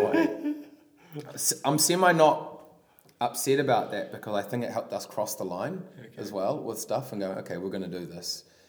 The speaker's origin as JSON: {"language": "English", "town": "Palmerston North", "region": "Manawatū-Whanganui", "country": "New Zealand", "tie": "born or raised there", "said": "I grew up in Palmy"}